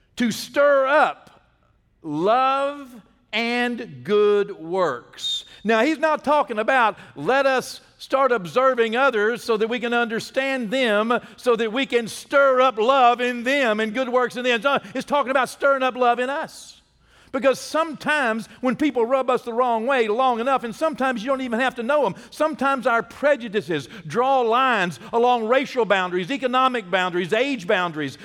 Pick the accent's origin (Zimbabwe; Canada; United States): United States; Texas; I'm from Texas